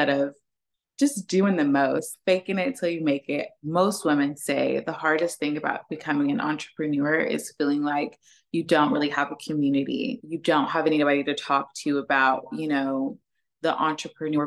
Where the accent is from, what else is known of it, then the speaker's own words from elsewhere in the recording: Oklahoma, United States; moved away as an adult; now in Dallas, United States; I am actually from Oklahoma and I just moved to Dallas